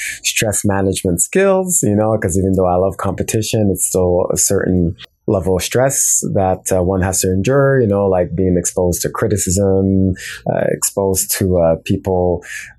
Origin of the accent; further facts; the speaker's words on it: Montreal, Quebec, Canada; I'm from Montreal, Quebec, Canada